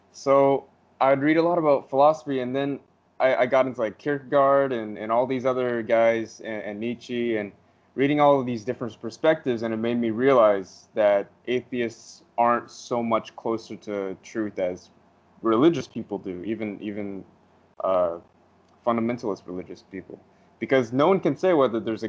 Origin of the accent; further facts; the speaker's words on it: United States; I'm American